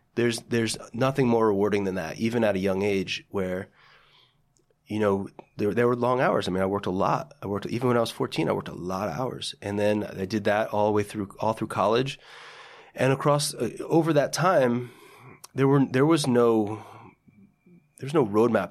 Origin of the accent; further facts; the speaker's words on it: Parsippany, New Jersey, United States; I say Parsippany because most people don't know what Lake Hiawatha is